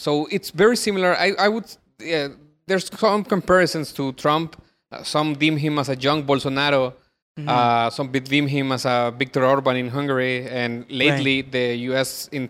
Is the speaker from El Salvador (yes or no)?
yes; El Salvador; Yes, I'm from El Salvador